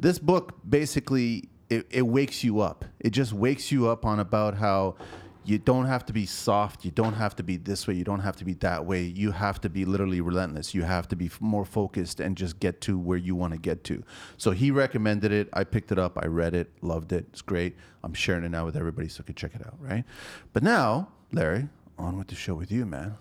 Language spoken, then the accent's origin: English; Canada; also born or lived in Pico, Azores, Portugal (family); I'm a Canadian